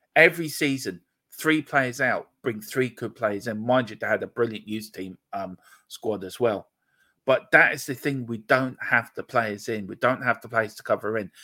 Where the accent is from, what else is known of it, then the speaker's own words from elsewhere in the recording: Gorey, Leinster, Ireland; also born or lived in Donegal; I'm from Wexford, um, a little place called Gorey in the south, sunny southeast